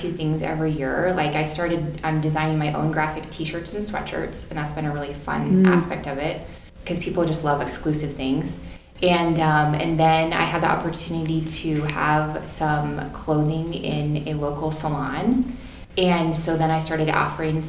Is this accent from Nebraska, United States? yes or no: yes; Ord, Nebraska, United States; I was born and raised in Ord